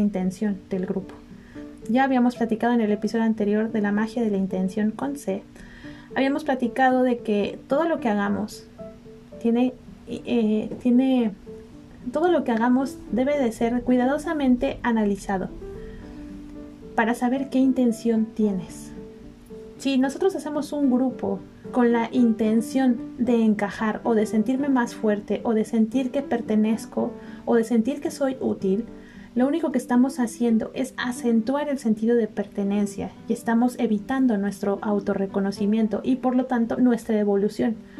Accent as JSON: {"language": "Spanish", "country": "Mexico", "said": "Yo soy mexicana, me gusta mucho mi país"}